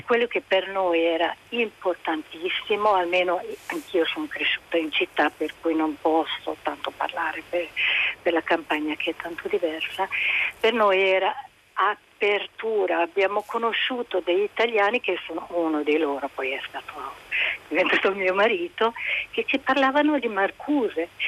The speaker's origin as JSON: {"language": "Italian", "region": "Budapest", "country": "Hungary", "tie": "born or raised there", "moved": "as an adult", "lives_now": "Italy", "said": "sono nata e cresciuta in Ungheria fino agli anni 70, poi sono venuta in Italia sposandomi"}